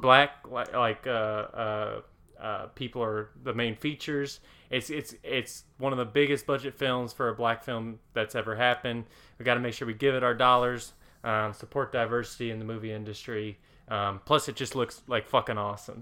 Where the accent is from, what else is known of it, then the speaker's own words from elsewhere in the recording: Cookeville, Tennessee, United States; my hometown of Cookville, Tennessee